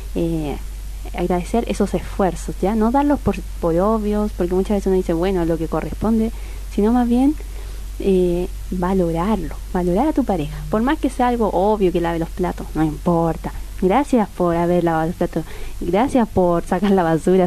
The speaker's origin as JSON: {"language": "Spanish", "country": "Chile", "moved": "as an adult", "lives_now": "Argentina", "said": "yo soy chilena"}